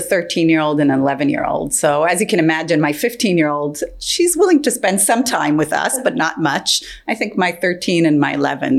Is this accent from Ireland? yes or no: no; Israel; now in California, United States; I grew up in Israel